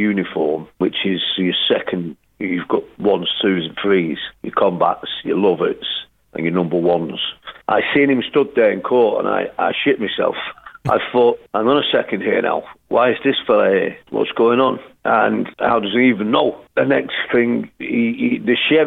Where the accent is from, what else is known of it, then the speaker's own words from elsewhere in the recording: Manchester, North West England, United Kingdom; also born or lived in Castlebar, Ireland / Stockport, England / Costa del Sol, Spain; So I grew up in Manchester